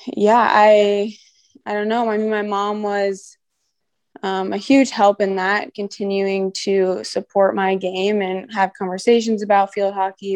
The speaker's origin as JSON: {"language": "English", "town": "Virginia Beach", "region": "Virginia", "country": "United States", "tie": "born or raised there", "moved": "as an adult", "said": "I grew up in Virginia Beach, Virginia, and I lived there until I went to college."}